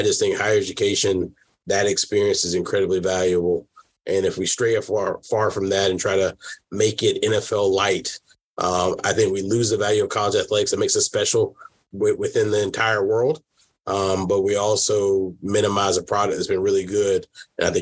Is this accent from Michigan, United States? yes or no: no; South Carolina, United States; moved away as an adult; also born or lived in Washington State; now in Toledo, United States; growing up in South Carolina